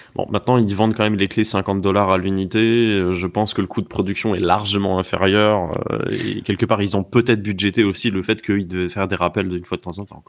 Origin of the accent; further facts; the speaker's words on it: France; chez nous en France